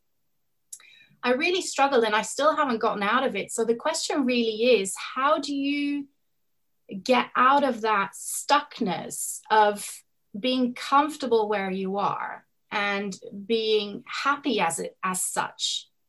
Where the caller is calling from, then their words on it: Spain; It's actually the afternoon where I am. I'm coming in from Spain.